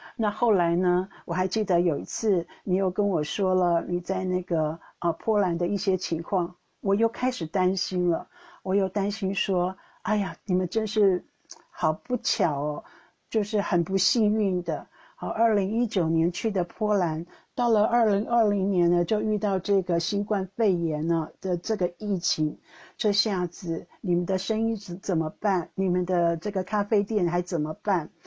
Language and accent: Chinese; Taiwan; now in Netherlands; 住在两个不同国家的台湾人